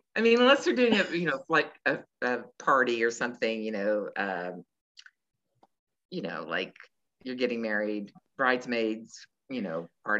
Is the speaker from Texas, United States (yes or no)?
yes; Dallas, Texas, United States; where are you from? And I was like, Dallas.